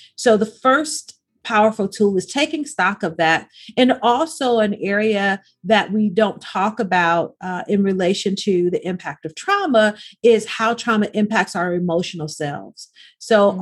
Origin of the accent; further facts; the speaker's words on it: Arkansas, United States; now in Los Angeles, United States; growing up in the South is very, very different than growing up in the inner city of Los Angeles. It wasn't even as if we were in the suburbs, right? So in, in Arkansas, I could play outside past the streetlights